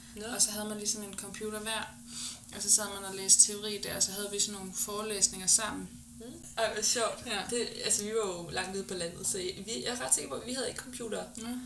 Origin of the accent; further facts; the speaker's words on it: West Zealand, Denmark; da jeg var barn i Vestsjælland